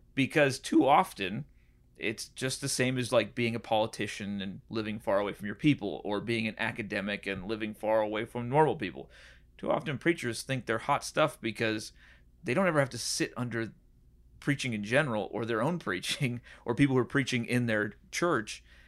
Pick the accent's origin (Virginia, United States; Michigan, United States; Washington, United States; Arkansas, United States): Washington, United States; Puget Sound area; moved away; also born or lived in San Diego, California / Nashville, Tennessee / Chicago; I grew up in kind of San Diego and then in, uh, the Puget Sound area in Washington.